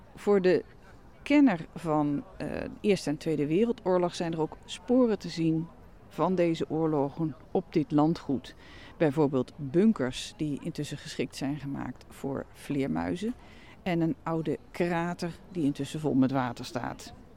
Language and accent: Dutch; Netherlands; ben ik natuurlijk zelf uit Nederland afkomstig